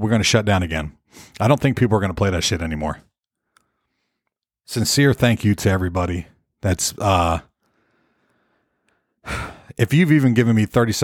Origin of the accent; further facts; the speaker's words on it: St. Petersburg, Florida, United States; moved away as an adult; now in Nashville, United States; I'm from the Tampa, St. Petersburg area.